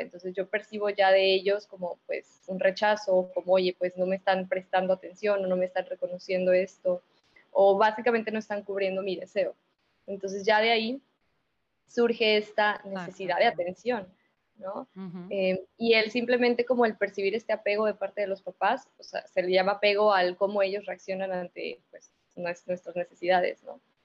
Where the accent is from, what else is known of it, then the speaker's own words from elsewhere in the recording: San Luis Potosí, Mexico; moved away as an adult; now in Monterrey, Mexico; yo soy originaria de San Luis, y pues me vine acá a Monterrey a la maestría